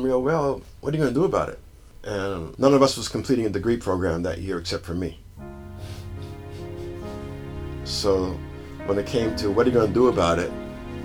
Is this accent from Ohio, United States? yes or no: no; Massachusetts, United States; moved away; I grew up in Massachusetts